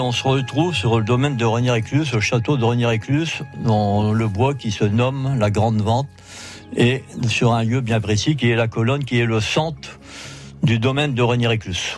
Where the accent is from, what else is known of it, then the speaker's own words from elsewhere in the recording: Machy, Hauts-de-France, France; j'ai pris Machi parce que c'est mon village natal